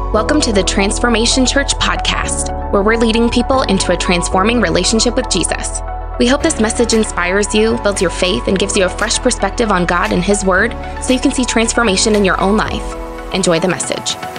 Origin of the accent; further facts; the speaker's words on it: Maine, United States; moved away; I grew up in Maine